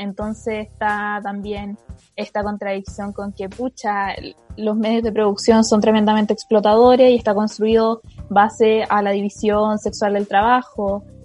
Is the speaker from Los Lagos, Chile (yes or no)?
no; Chimbarongo, O'Higgins, Chile; moved away; como soy de región, originalmente soy de Chimbarongo